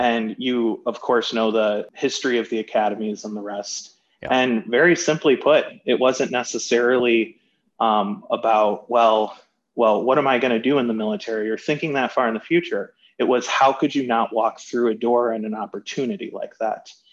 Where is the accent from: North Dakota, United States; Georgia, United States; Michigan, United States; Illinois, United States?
Michigan, United States; Birmingham; growing up in Birmingham, Michigan, I played football